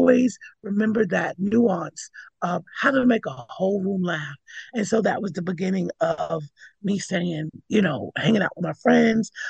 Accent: New York City, New York, United States; also born or lived in Connecticut / Coney Island; I was born in Brooklyn

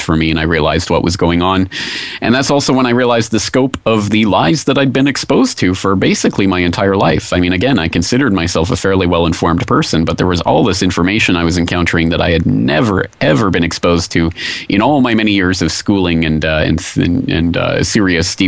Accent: Canada; moved away as an adult; now in Japan; I'm a Canadian citizen. I live in Japan

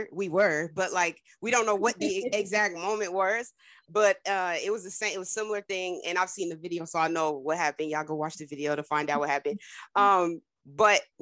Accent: New Jersey, United States; moved away; I'm from Jersey originally

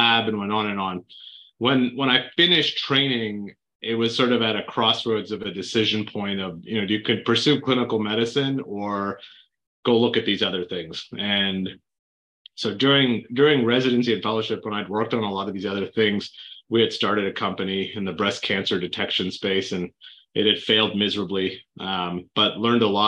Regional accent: Canada; moved away as an adult; now in United States; I grew up in Canada

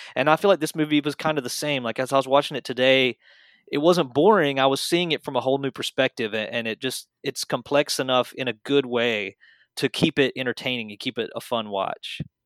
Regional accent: American South, United States; I was born and raised in the American South

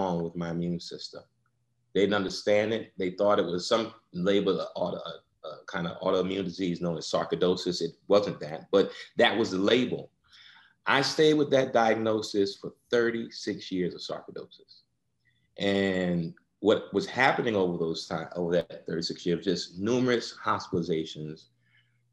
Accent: New York, United States; I born and raised in New York. First one in my family born in the United States, actually.

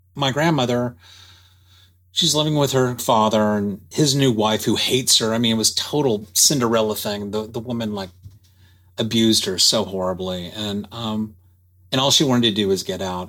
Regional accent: Dallas, Texas, United States; I'm born and raised in Dallas

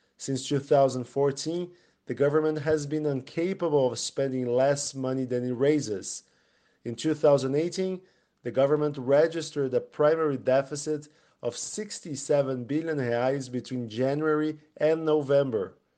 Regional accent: Brazil; growing up in Brazil during the nineties

